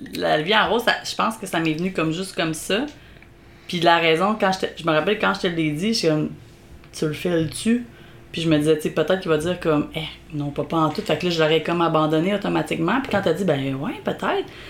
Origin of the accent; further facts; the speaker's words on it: Beauce, Quebec, Canada; accent: Beauceron; moved away as an adult; also born or lived in Montreal; mon accent beauceron